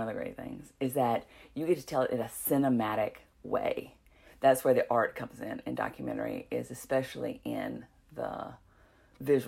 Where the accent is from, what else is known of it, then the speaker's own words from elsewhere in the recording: Walnut Cove, North Carolina, United States; I grew up in Walnut Cove, North Carolina, which is also in Stokes County